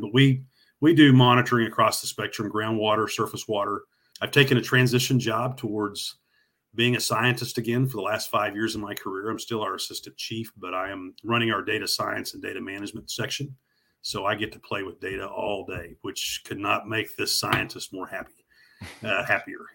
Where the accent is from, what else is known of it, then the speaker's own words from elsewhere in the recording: Northwest Oklahoma, United States; I grew up in Northwest Oklahoma